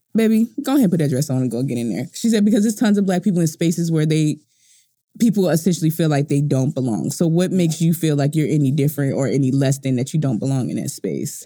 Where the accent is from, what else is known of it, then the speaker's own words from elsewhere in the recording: United States; I'm an American